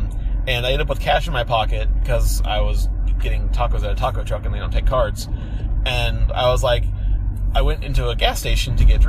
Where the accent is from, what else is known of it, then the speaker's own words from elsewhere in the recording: Kansas, United States; moved away; I'm from Kansas